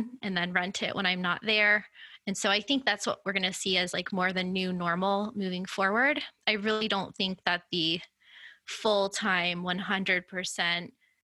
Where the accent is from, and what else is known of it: Florida, United States; moved away as an adult